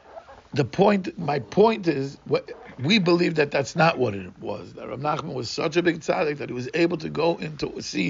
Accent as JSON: {"language": "English", "country": "Brazil", "tie": "born or raised there", "second_language": "English", "said": "growing up in Brazil, I mentioned last time, we were nirdofim"}